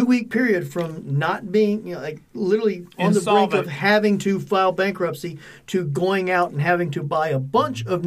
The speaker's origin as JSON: {"language": "English", "region": "Louisiana", "country": "United States", "said": "I'm from Louisiana"}